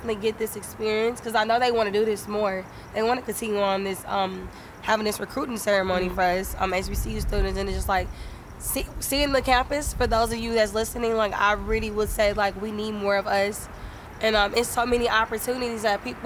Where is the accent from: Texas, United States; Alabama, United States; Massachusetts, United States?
Texas, United States; Dallas